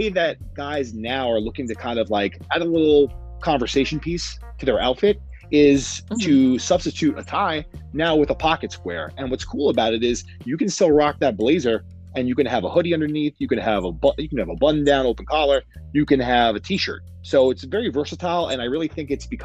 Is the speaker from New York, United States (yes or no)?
yes; New York City, New York, United States; Born and raised in Queens, New York. Been here my whole life